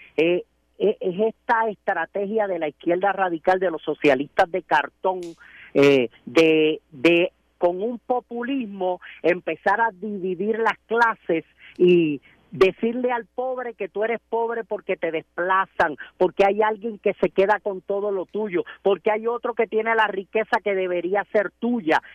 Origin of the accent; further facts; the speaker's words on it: Puerto Rico; desde pequeños en la escuela nos tratan de llevar de, que somos una nación, de que somos un país, ah, pero somos ciudadanos americanos, no, Puerto Rico es prácticamente un territorio americano